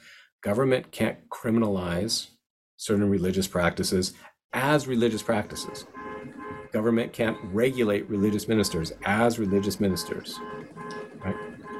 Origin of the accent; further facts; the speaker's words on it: Seattle, Washington, United States; I'm from Seattle. That's how I knew about it.